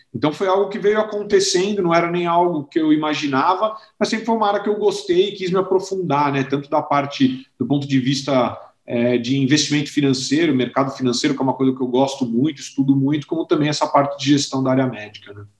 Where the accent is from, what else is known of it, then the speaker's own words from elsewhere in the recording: São Paulo, Brazil; sou original aqui de São Paulo, né? Então eu nasci aqui é, em São Paulo, estudei aqui no Colégio Rio Branco